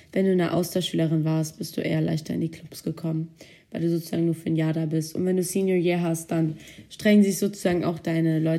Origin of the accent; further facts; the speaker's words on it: California, United States; Ich war nämlich aus Kalifornien. Also, da ich in Kalifornien war, gab es bei uns halt den Surfclub.